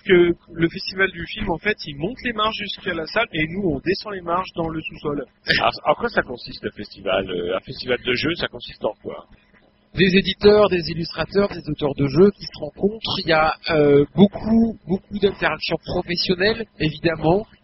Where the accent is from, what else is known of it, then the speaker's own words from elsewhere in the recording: France; on est français